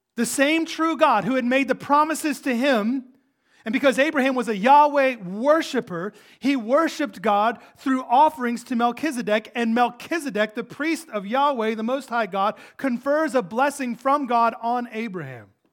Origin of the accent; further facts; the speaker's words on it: United States; We're American.